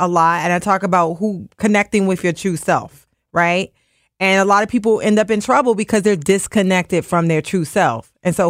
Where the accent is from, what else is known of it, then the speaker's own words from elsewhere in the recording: Washington, District of Columbia, United States; now in Philadelphia, United States; Now, I'm not from Philadelphia. I'm from Washington, D.C.